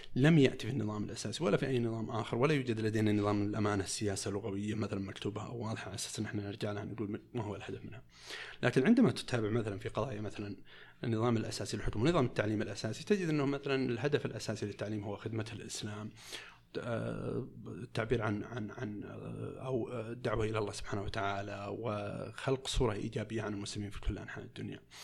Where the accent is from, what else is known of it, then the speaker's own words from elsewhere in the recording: Saudi Arabia; عندنا في المملكه العربيه السعوديه